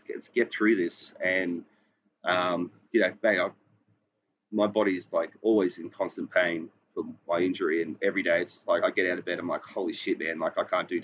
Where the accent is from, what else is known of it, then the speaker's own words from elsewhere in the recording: Queensland, Australia; moved away as an adult; now in Sydney, Australia; I'm from Queensland.